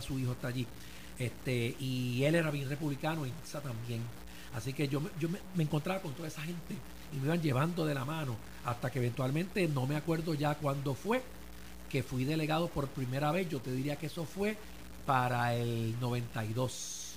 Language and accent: Spanish; San Juan metropolitan area, Puerto Rico; en mi juventud, pues eh, no sé si porque yo vivía en la zona metropolitana